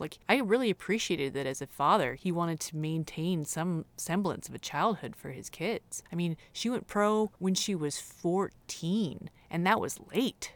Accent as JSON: {"language": "English", "town": "Hawthorne", "region": "California", "country": "United States", "said": "I'm from Hawthorne"}